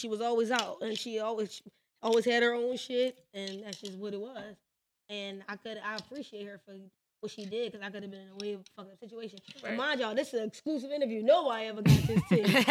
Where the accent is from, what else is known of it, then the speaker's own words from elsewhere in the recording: Philadelphia, Pennsylvania, United States; I'm from West Philly. We from North. Okay, so and I went to Overbrook High School